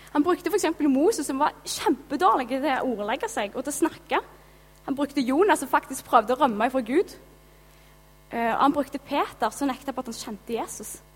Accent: Gilja, Rogaland, Norway; also born or lived in Haugesund; now in Karmøy, Norway; Jeg kommer fra Gilja

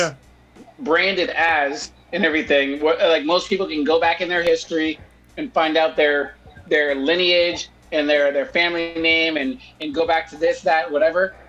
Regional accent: California, United States; growing up in California, like all of us did

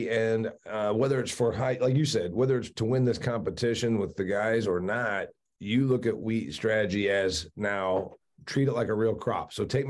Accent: Indiana, United States; I'm from Indiana, and we don't even matter when it comes to wheat. We produce some. I was a dairy farm kid.

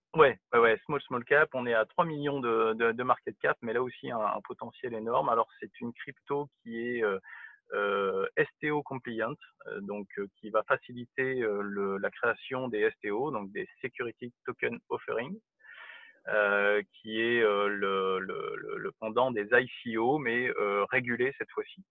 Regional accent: France; en tant que Français

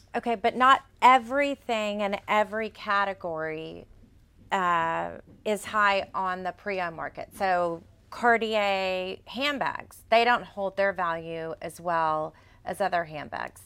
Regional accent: Texas, United States; accent: Texas; my Texas accent.

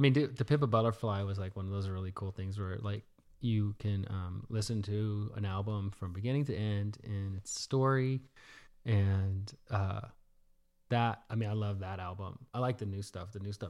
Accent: the South, United States; And even though I grew up in the South, not necessarily in Houston, I knew that type of music existed

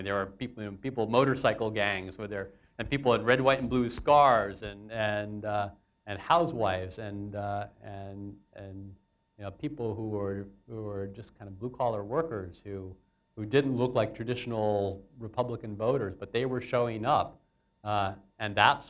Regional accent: United States; I appreciate the opportunity the BBC has given me as an American to explain U.S. politics to the world

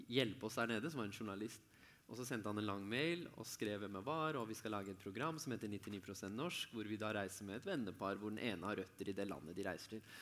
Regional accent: Lørenskog, Akershus, Norway; Jeg er fra Lørenskog

